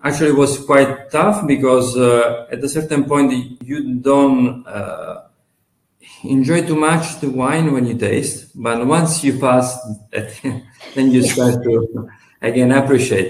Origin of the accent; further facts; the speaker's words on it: Marsala, Sicily, Italy; also born or lived in Conegliano, Veneto / Bordeaux, France; I come from Sicily, in Marsala, exactly